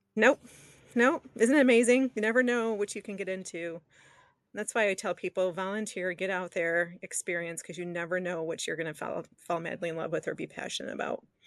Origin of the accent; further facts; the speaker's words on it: Detroit, Michigan, United States; I grew up, I was born and raised in the southeastern Detroit area